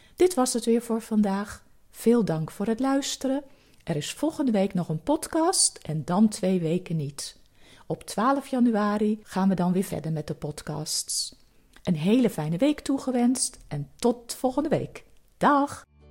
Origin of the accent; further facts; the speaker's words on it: Netherlands; Als Nederlanders